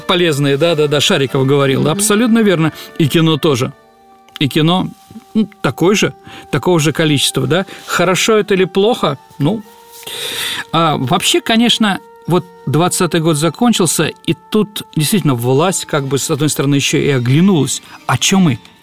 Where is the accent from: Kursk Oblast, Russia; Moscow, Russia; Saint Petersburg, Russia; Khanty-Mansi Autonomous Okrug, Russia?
Saint Petersburg, Russia; я родом с Боровой, с Лиговки – то есть с этого бандитского района нашего э, города Ленинграда, Петербурга, Петрограда